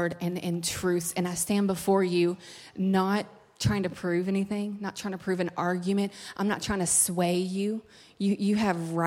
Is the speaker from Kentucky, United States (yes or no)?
yes; Kentucky, United States; moved away as an adult; now in California, United States; It's like real cold at home in Kentucky